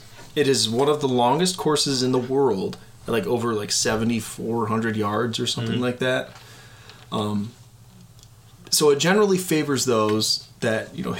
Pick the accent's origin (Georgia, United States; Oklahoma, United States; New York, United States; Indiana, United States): New York, United States; Central; But we're both from Central New York.